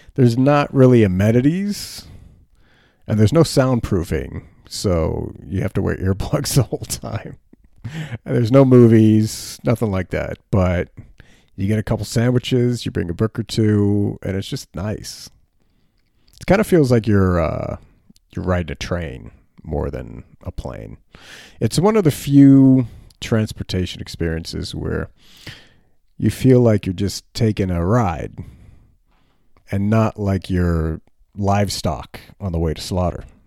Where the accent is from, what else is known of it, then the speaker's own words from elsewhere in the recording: United States; also born or lived in Frankfurt, Germany; As Americans, we have this idea that wherever we are is temporary.